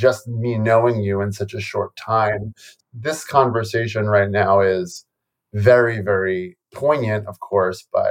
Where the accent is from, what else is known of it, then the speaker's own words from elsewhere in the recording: New York City, New York, United States; I grew up in New York City. I grew up in the Bronx, New York, in an Italian Catholic neighborhood.